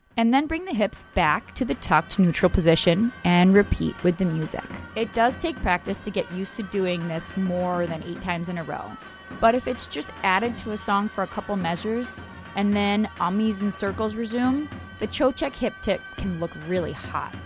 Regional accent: United States; an American belly dancer with no belly dance heritage in my family

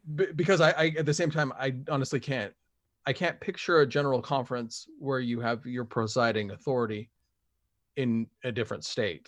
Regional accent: Springville, Utah, United States; moved away as an adult; also born or lived in Texas; I grew up in Springville, and the, in the time I was a, a kid, up until, uh, I left on my mission

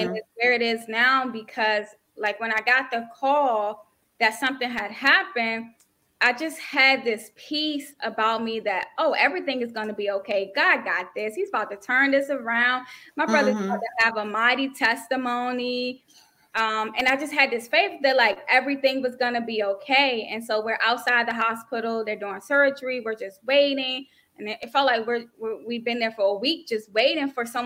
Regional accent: Siler City, North Carolina, United States; now in Maryland, United States; I'm originally from North Carolina. Right now I'm in Maryland near Washington, D.C.

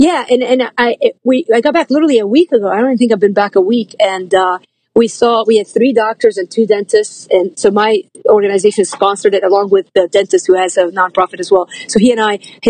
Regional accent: Lebanon; now in United States; I grew up Lebanese in Lebanon and the war was a civil war in Lebanon. And we left 1987 at the height of the war

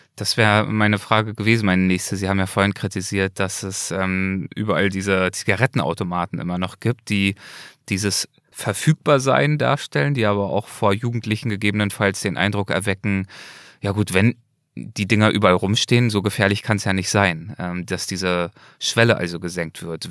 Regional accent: Germany; bei uns in Deutschland

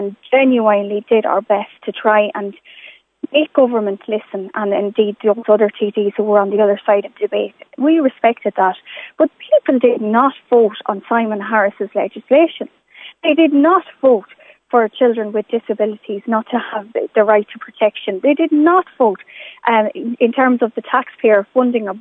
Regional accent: Ireland; as an Irish politician and indeed as an Irish woman

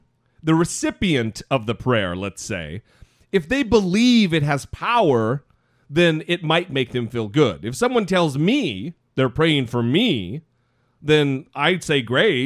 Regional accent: Orofino, Idaho, United States; moved away; I'm from a little tiny town in northern Idaho called Orofino, Idaho

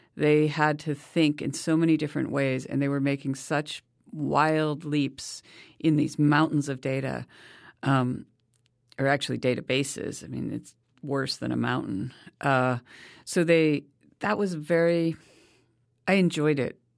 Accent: United States

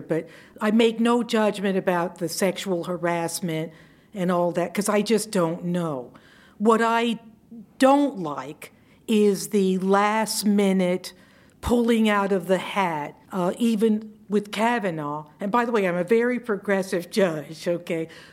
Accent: Savannah, Georgia, United States; we're from Savannah

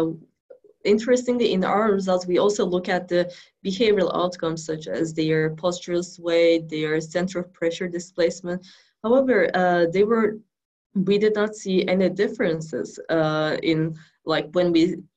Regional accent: Turkey; moved away as an adult; also born or lived in New York, United States; now in Kansas, United States; I was born in New York, and then I was there until 5 years old, and then my parents went back to Turkey.

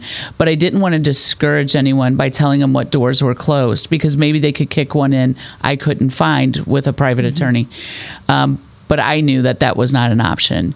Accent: North County, St. Louis, Missouri, United States; we grew up in North County, so did my husband

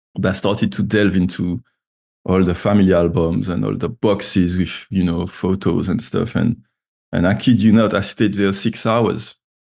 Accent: Martinique; moved away as an adult; also born or lived in Paris, France / Edinburgh, United Kingdom / Baltimore, United States; now in London, United Kingdom; I'm from Martinique, which is a French Caribbean island. Um, so yeah, I was raised down there. I left when I was 18

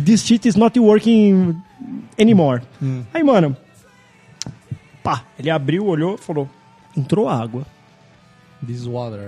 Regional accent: Brazil; nós somos do Brasil, a gente não tá acostumado com esse frio

